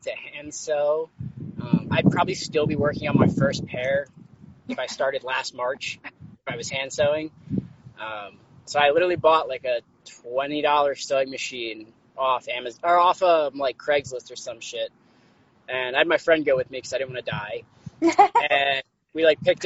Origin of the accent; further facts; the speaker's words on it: Pennsylvania, United States; moved away as an adult; also born or lived in Massachusetts; my family's actually based out of Pennsylvania